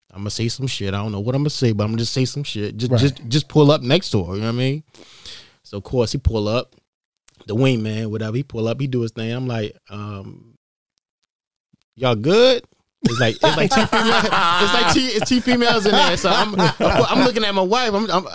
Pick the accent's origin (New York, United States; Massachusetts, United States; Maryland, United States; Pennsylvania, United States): Maryland, United States; Baltimore; But luckily, like I said, I'm from Baltimore, so I knew the ins and outs of it.